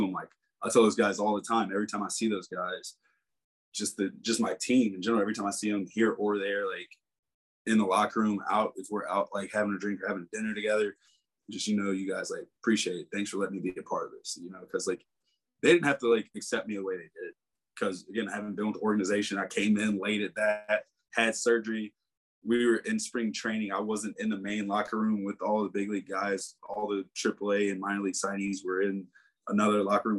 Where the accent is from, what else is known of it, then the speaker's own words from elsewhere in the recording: South Carolina, United States; growing up in South Carolina